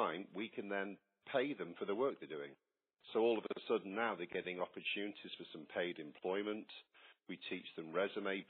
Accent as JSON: {"language": "English", "town": "Warrington", "region": "North West England", "country": "United Kingdom", "tie": "born or raised there", "moved": "yes", "lives_now": "Georgia, United States", "said": "Well, my hometown, you can sense from my accent, I'm not a local Georgia boy. I come from the northwest of England, from a little town called Warrington."}